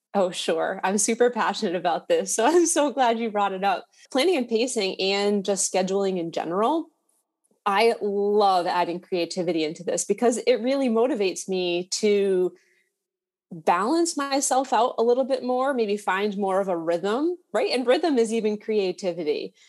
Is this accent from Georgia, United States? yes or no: no; Massachusetts, United States; I'm from Massachusetts